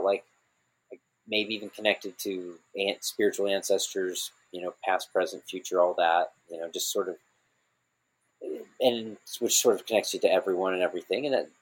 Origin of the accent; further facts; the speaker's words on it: Missouri, United States; I was a kid when I grew up in Missouri